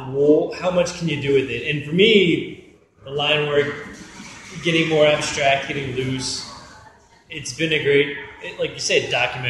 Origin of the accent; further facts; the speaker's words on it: East Coast, United States; also born or lived in Santa Barbara; now in Los Angeles, United States; I came here from Santa Barbara, originally from the East Coast